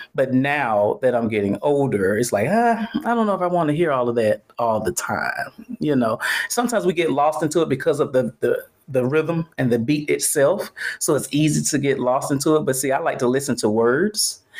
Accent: Atlanta, Georgia, United States; I'm from Atlanta

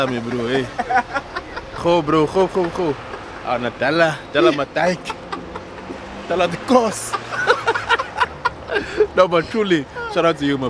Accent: Durban, KwaZulu-Natal, South Africa; I'm from Durban, so we come from the spice, our part of South Africa.

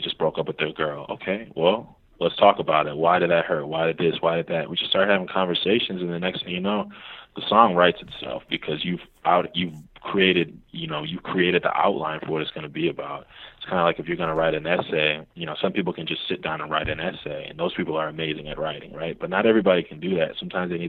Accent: Milwaukee, Wisconsin, United States; now in Chicago, United States; in Milwaukee, which is my hometown

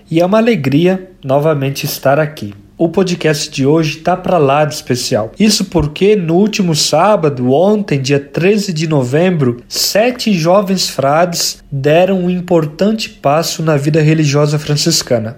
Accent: Vinhedo, São Paulo, Brazil; now in Petrópolis, Brazil; sou natural de Vinhedo, São Paulo

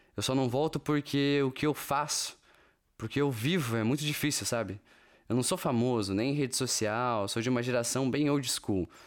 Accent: Brazil; moved away as an adult; also born or lived in California; now in Portugal

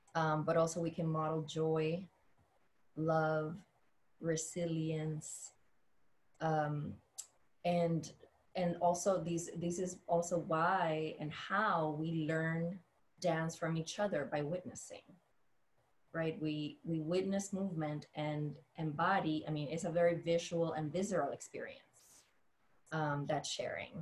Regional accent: Dominican Republic; moved away; I grew up in the Dominican Republic.

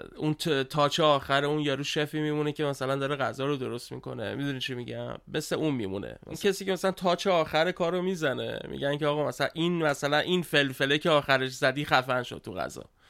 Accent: Tehran, Tehran Province, Iran; بزرگ شده تهرانم

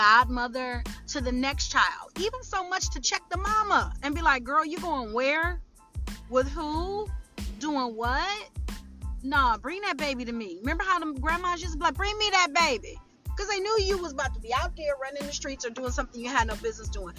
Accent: Detroit, Michigan, United States; my hometown, the Detroit area

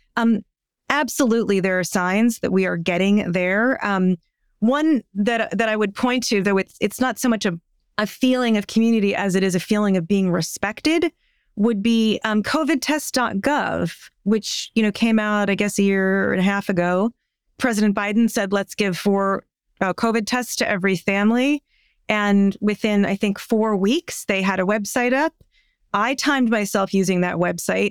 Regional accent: United States

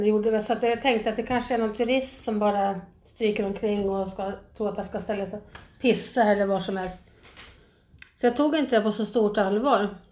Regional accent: Sweden; moved away as an adult; also born or lived in Thailand; jag var svensk

